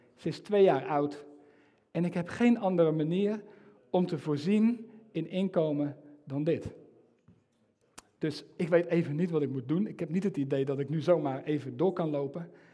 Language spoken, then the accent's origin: Dutch; Netherlands; ik als, als Nederlander